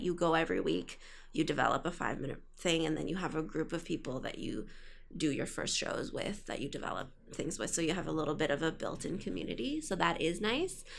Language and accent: English; Ottawa, Ontario, Canada; moved away as an adult; now in Toronto, Canada; I did high school there